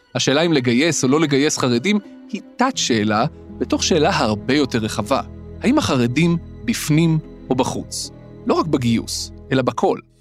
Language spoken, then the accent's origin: Hebrew; Petah Tikva, Central District, Israel; moved away; גדלתי בפתח תקווה